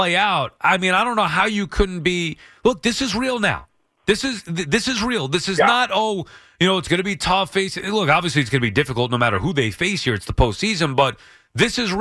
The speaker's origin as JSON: {"language": "English", "region": "New York", "country": "United States", "tie": "born or raised there", "said": "I grew up in New York. This is where I'm from"}